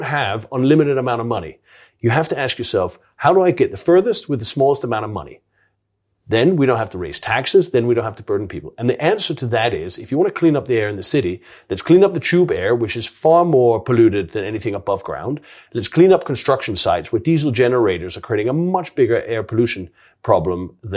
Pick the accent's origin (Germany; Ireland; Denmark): Denmark; moved away as an adult; also born or lived in Poland (heritage); now in London, United Kingdom; I was born in Denmark, but I'm really of Polish heritage